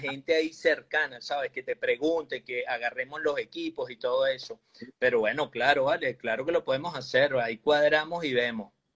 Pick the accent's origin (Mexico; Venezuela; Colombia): Venezuela; nuestro país